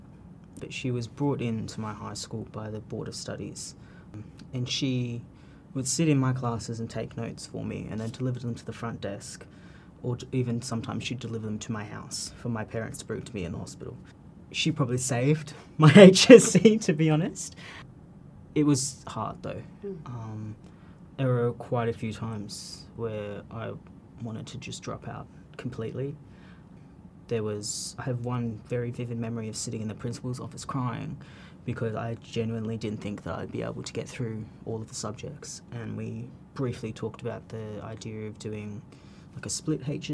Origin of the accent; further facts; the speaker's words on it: Canberra, Australian Capital Territory, Australia; moved away; I was born in Canberra